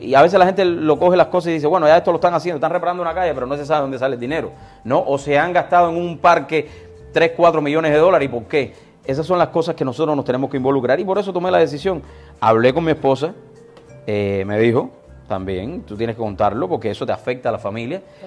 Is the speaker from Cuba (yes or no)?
yes; Cuba; moved away as an adult; now in United States; Llegué de Cuba hace 22 años